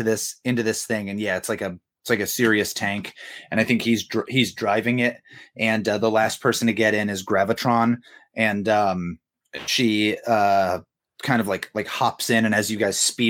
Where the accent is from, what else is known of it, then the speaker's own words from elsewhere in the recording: England, United Kingdom; now in Australia; I was originally English, but now I'm Australian.